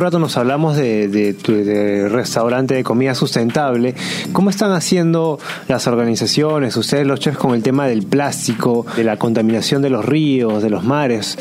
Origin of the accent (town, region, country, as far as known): Peru